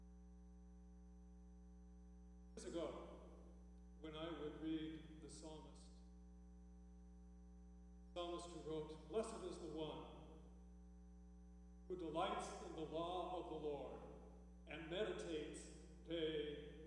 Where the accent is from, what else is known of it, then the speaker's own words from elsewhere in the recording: Salinas, California, United States; moved away as an adult; also born or lived in Quincy, Massachusetts; I was born and raised in Salinas, California